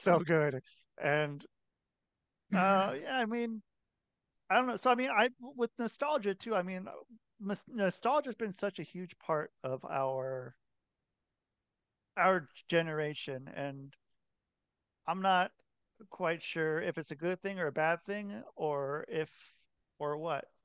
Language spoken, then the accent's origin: English; Oregon, United States; I'm from Oregon